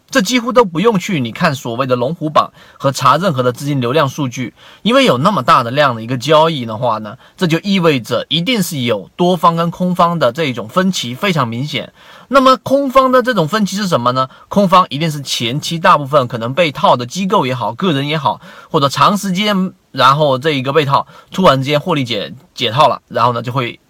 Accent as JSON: {"language": "Chinese", "country": "China", "said": "就跟我们中国人传统所说的这个盐少许，酱油少许"}